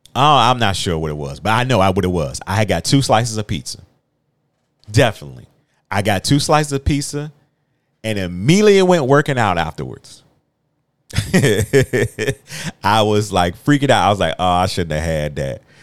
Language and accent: English; Virginia, United States; I'm a country boy. I'm from Virginia